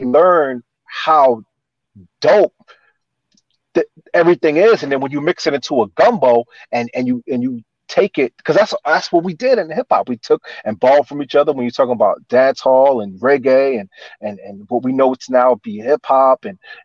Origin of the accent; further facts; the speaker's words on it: New Brunswick, New Jersey, United States; also born or lived in Newark, New Jersey; I grew up in New Brunswick, which is Central Jersey, like Rutgers University